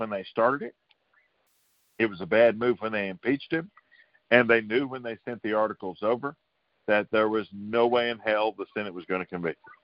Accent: United States; My hometown is home to the first president to ever be impeached, Andrew Johnson

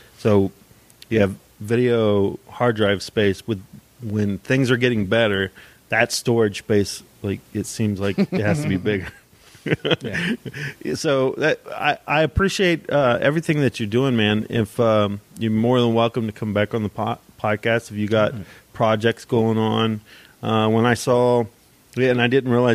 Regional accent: Dayton, Ohio, United States; I grew up in East Dayton

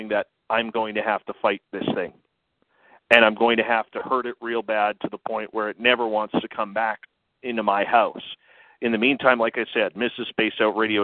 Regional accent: Canada; me being Canadian

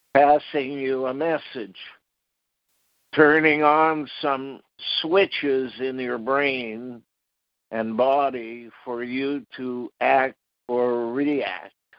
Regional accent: Ottawa, Ontario, Canada; When I was 16 years old, I was graduating from Ottawa Technical High School

